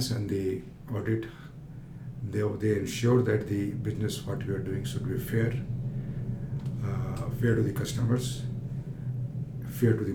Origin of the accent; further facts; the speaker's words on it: Saran district, Bihar, India; also born or lived in Chandigarh, India; now in London, United Kingdom; I come from Bihar, and the district is Saran, and my village is Kateser